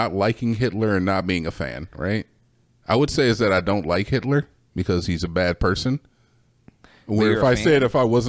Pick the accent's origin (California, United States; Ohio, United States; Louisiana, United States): Ohio, United States; Cleveland; now in Austin, United States; I'm from Cleveland, all right? I'm from Skibbity fucking Ohio.